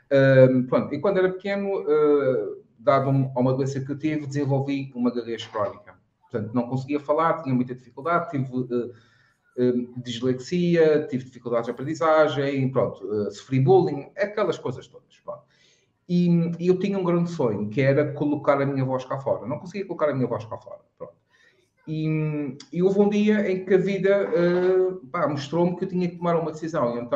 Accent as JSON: {"language": "Portuguese", "region": "Madeira", "country": "Portugal"}